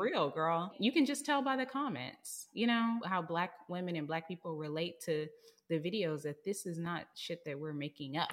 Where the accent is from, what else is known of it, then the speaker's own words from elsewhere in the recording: Texas, United States; moved away as an adult; now in San Francisco, United States; I'm from Texas, and I don't wanna live here no more 'cause I grew up here, I went to college here